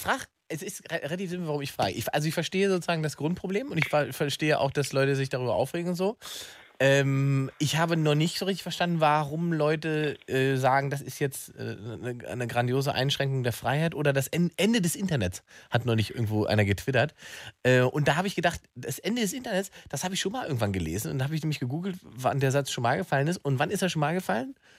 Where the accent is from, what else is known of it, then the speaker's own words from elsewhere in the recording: Berlin, Germany; ich als Berliner